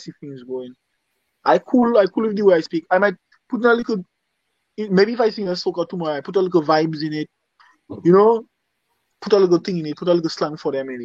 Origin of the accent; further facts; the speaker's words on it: Dominica; accent: Dominican; I sing the way I sing in my Dominican accent